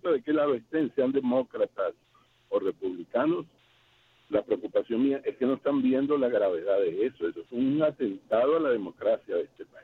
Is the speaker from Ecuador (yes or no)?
no; Venezuela; yo soy de Venezuela y para mí eso pasó en Venezuela